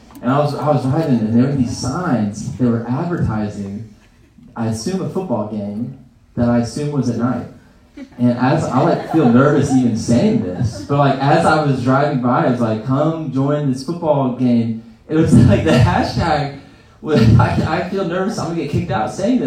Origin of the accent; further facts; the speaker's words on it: Greenville, South Carolina, United States; I grew up in Greenville.